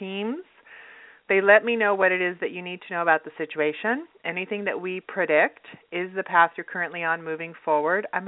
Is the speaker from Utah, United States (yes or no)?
yes; Utah, United States; now in Los Angeles, United States; I grew up in Utah. So, yeah. I grew up in Utah